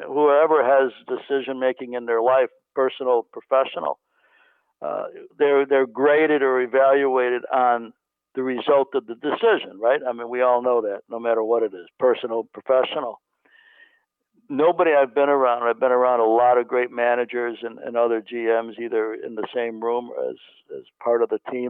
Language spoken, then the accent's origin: English; Chicago, Illinois, United States; moved away as an adult; now in California, United States; growing up in Chicago